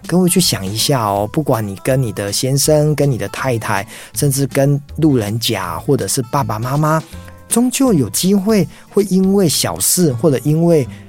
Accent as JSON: {"language": "Chinese", "region": "Tainan", "country": "Taiwan", "said": "我也是台南人"}